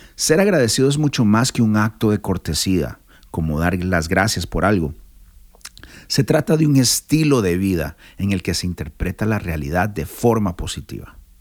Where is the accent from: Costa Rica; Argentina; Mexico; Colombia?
Costa Rica; soy de Costa Rica